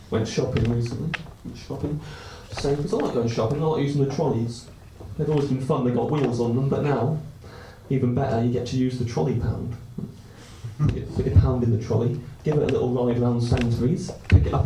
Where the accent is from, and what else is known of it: Canterbury, South East England, United Kingdom